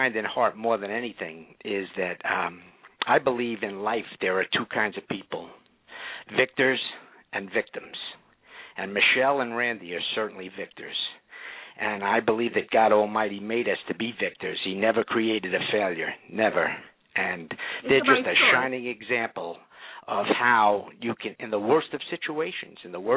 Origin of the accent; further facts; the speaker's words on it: New York, United States; now in Orlando, United States; I was born and raised in New York